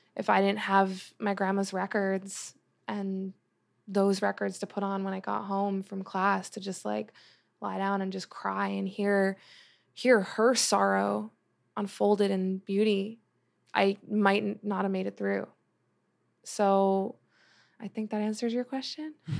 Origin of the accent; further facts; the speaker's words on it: New Jersey, United States; moved away as an adult; also born or lived in Long Island, New York; now in Los Angeles, United States; when I moved from Long Island to Jersey